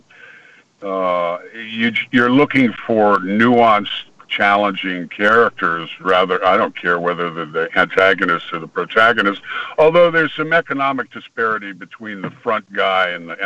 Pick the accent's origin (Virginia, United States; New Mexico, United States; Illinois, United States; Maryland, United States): Virginia, United States; also born or lived in Connecticut; I was born in Virginia and raised in Connecticut and Virginia back and forth